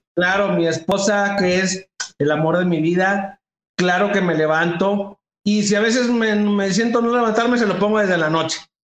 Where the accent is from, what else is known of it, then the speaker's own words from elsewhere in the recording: northern Mexico, Mexico; yo soy norteño y los norteños somos gritones